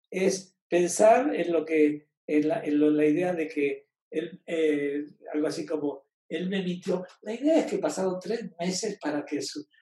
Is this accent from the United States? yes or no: no; Venezuela; De Venezuela.